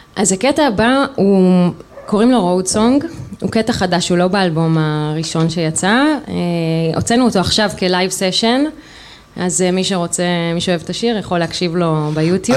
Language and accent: Hebrew; Rehovot, Central District, Israel; אני במקור אה, מרחובות